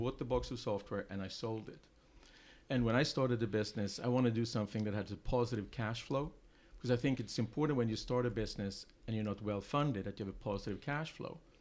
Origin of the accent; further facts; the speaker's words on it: Sweden; English is a second language; moved away as an adult; also born or lived in England; now in United States; I'm originally from Sweden. Um, I came to the U.S. Um, 21 years ago